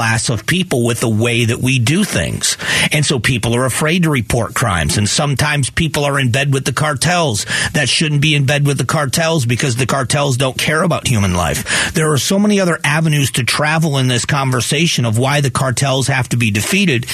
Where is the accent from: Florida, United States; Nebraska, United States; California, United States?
Florida, United States; Fort Myers; my hometown of Fort Myers, Florida